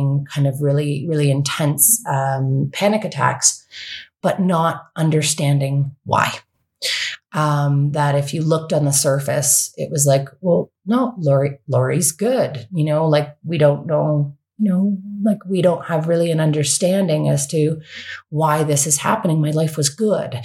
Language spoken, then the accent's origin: English; Canada; also born or lived in Ontario / West Coast, Canada; I'm from Canada and was living in Ontario